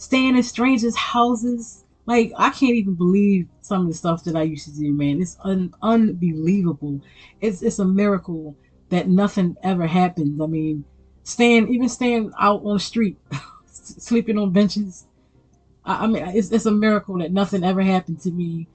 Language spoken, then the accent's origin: English; Baltimore, Maryland, United States; growing up in Baltimore City in the early 90s